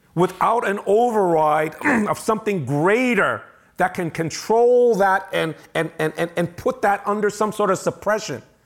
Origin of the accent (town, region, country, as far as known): United States